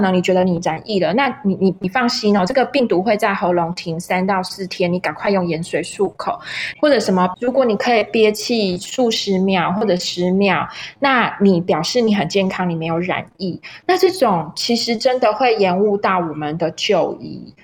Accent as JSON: {"language": "Chinese", "country": "Taiwan", "accent": "Taiwanese Mandarin (台湾国语)", "said": "大概跟我的口音有点像，就是台湾国语"}